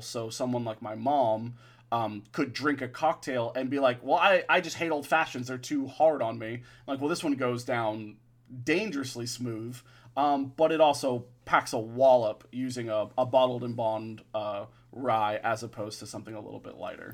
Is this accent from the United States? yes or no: yes; Florida, United States; I'm a Florida boy